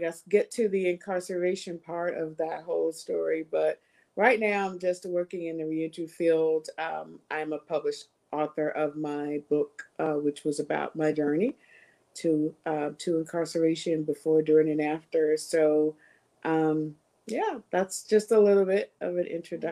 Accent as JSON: {"language": "English", "town": "Abbeville", "region": "Alabama", "country": "United States", "tie": "born or raised there", "also_born_or_lived": "North Carolina / New York", "moved": "as an adult", "lives_now": "Texas, United States", "said": "I was born and raised in Southeast Alabama"}